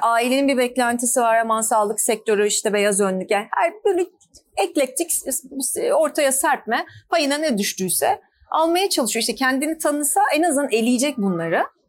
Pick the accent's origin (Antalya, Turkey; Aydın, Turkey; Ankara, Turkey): Ankara, Turkey; moved away as an adult; now in Istanbul, Turkey; ben Ankaralıyım.